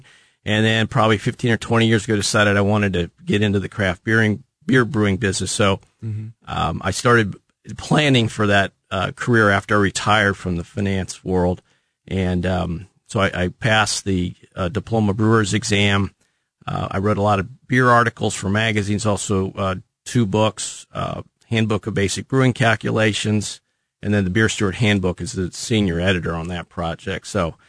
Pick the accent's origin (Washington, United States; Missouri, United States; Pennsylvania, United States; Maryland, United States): Missouri, United States; Kansas City; also born or lived in St. Louis; Family's originally from St. Louis, but I grew up in Kansas City from the age of 12.